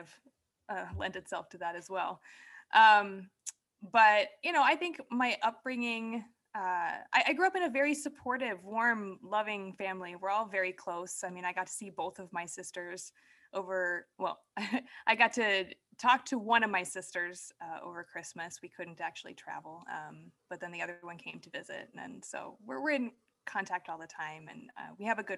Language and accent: English; Indiana and Illinois, Midwest, United States; also born or lived in Wisconsin; now in East Coast, United States; I'm a Midwestern girl at heart. I now live on the East Coast, but I was born in Wisconsin and I grew up in Indiana and Illinois.